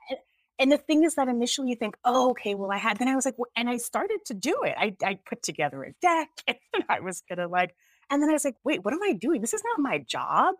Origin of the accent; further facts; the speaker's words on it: United States; also born or lived in Jamaica; I'm actually Jamaican, but I grew up here